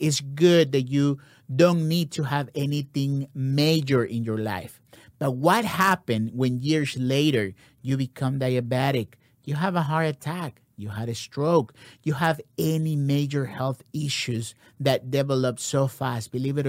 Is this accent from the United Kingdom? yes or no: no; Ecuador; I am here from Ecuador.